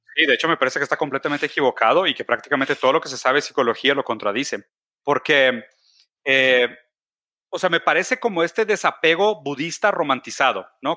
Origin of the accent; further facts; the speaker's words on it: Brazil; now in Mexico; yo soy brasileño, entonces mi campo de actuación en México es muy poco